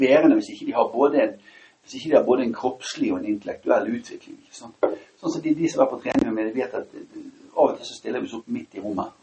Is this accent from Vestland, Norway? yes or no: yes; Bergen, Vestland, Norway; jeg kommer fra Åsane